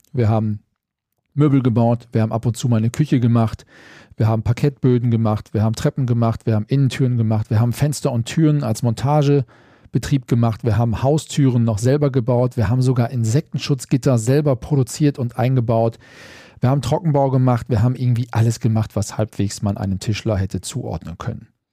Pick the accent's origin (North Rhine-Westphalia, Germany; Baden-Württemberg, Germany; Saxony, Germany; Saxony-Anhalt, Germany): North Rhine-Westphalia, Germany; bei uns in Westfalen